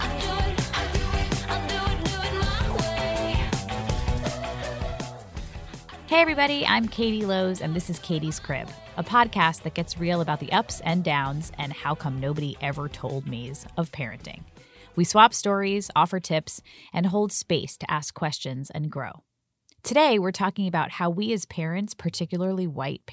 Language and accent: English; New York, United States; me being a New Yorker